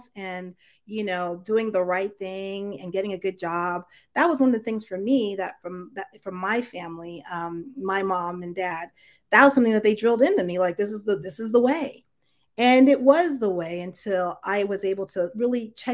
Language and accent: English; United States; my family's originally from Jamaica. And so when I was born in the United States